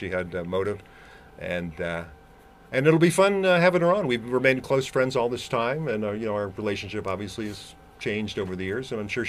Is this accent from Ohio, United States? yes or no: yes; Ohio, United States; also born or lived in New York; I was born in New York, but we grew up in Ohio for the most part.